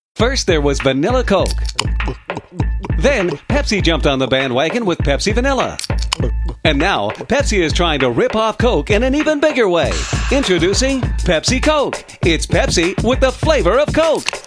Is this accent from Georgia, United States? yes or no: no; Milwaukee, Wisconsin, United States; moved away; I'm from Wisconsin originally